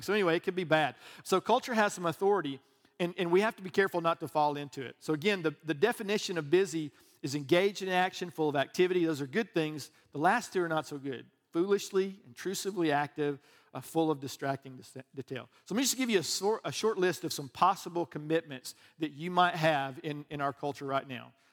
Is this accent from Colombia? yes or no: no; Alabama, United States; I'm from Alabama